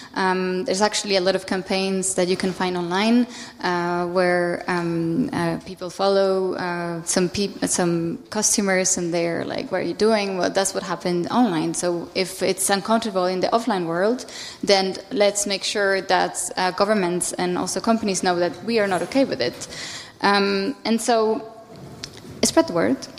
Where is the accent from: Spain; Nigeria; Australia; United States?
Spain; I'm from Spain